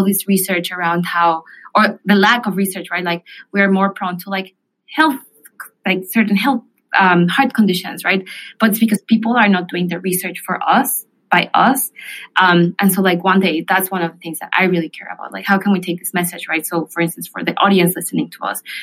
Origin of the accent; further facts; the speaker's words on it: Mexico City, Mexico; moved away; I grew up in Mexico City